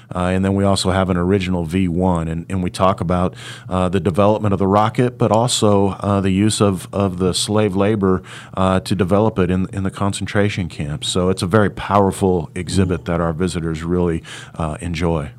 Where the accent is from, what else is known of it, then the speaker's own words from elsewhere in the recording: Hutchinson, Kansas, United States; my hometown of Hutchinson